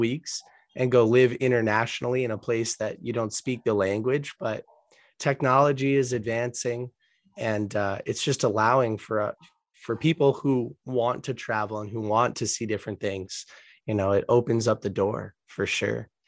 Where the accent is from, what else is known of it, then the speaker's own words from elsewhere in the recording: United States; also born or lived in Boston, Massachusetts area / Colombia; I was born in the United States